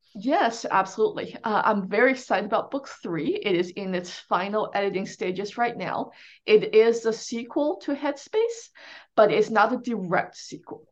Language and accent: English; China; now in United States; growing up in China